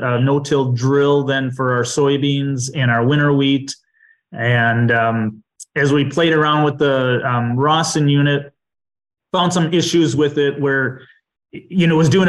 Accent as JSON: {"language": "English", "area": "southwest Dodge County", "region": "Wisconsin", "country": "United States", "tie": "born or raised there", "also_born_or_lived": "Chicago / Beaver Dam, Wisconsin", "said": "I grew up on a farm in southwest Dodge County, Wisconsin."}